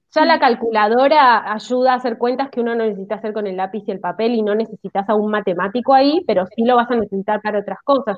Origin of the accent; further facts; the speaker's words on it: Argentina; como argentinos